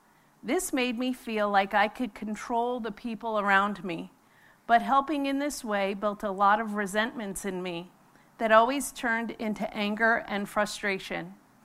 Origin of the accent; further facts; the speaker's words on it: New York, United States; I was born and raised in New York with both my parents, two older brothers, and one younger sister.